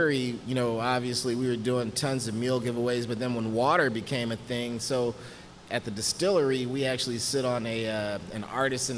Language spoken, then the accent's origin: English; Houston, Texas, United States; born and raised